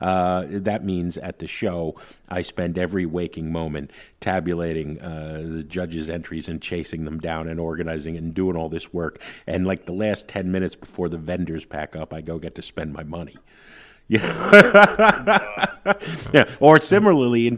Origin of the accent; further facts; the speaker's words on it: Jersey City, New Jersey, United States; I grew up in Jersey City, right across the river from Manhattan